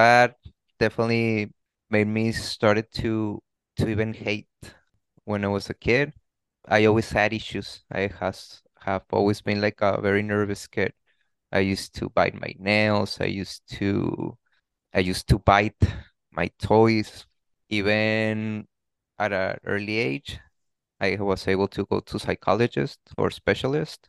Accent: Tijuana, Baja California, Mexico; born and raised in Tijuana, I could definitely say amazing childhood

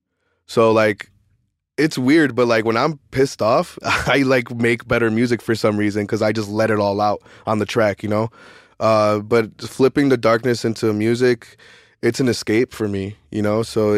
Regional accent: Chicago, Illinois, United States; And I'm from the South Side of Chicago. I'm from where it started.

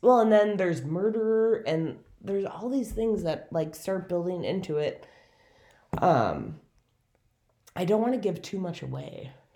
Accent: Minneapolis, Minnesota, United States; also born or lived in South Bend, Indiana; back home to Minneapolis

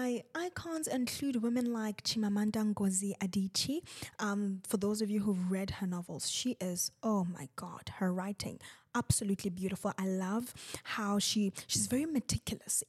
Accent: South Africa; I am South African

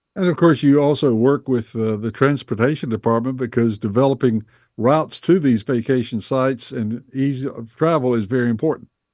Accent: Bessemer City, North Carolina, United States; I grew up in Bessemer City, North Carolina, back in the fifties

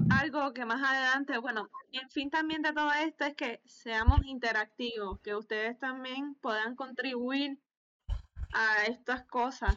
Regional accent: Lares, Puerto Rico; now in Alabama, United States; estoy en Alabama, pero soy de Lares, Puerto Rico

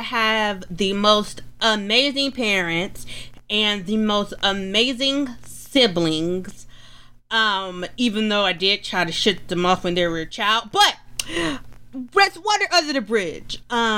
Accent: Atlanta, Georgia, United States; Well, I was born in Atlanta. I was born and raised in Atlanta. So I am an Atlanta girl.

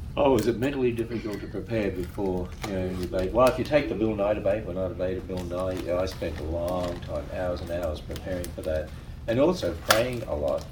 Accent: Australia; I'm an Australian

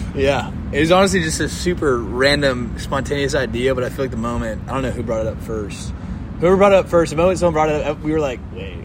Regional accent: Dallas, Texas, United States; I'm from Dallas, and grew up in church.

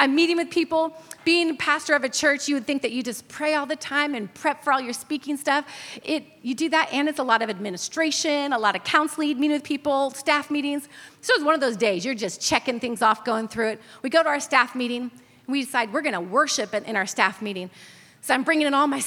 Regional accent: California, United States; moved away; I'm from California.

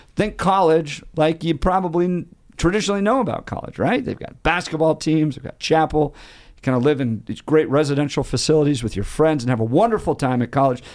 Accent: Colorado, United States; I grew up in Colorado

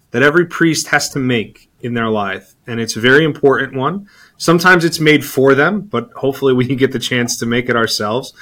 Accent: Naugatuck, Connecticut, United States; my parish, I grew up in Naugatuck

